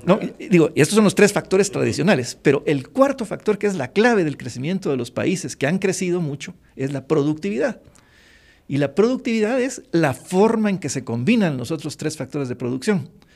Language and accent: Spanish; Guatemala